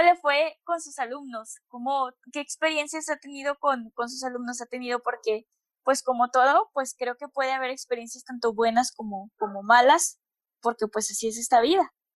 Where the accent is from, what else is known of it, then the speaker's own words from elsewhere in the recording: Monterrey, Nuevo León, Mexico; soy de Monterrey, tengo 22 años